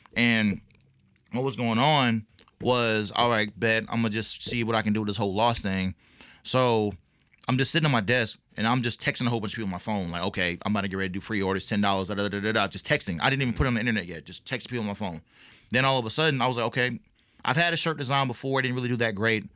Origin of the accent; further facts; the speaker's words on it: Clarksville, Tennessee, United States; also born or lived in Fayetteville, North Carolina / Augusta, Georgia; now in Nashville, United States; I'm originally from Fayetteville, North Carolina